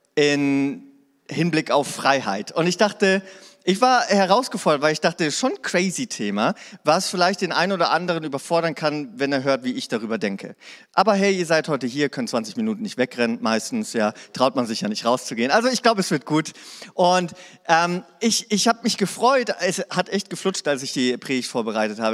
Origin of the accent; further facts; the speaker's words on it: Hanover, Lower Saxony, Germany; now in Ravensburg, Germany; Ich komme aus Hannover.